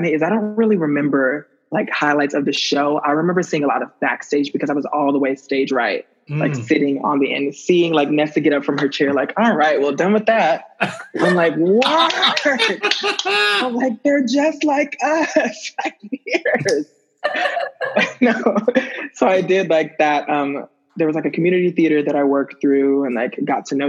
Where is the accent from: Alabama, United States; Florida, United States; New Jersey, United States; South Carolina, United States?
Alabama, United States; Birmingham; born or raised there; moved away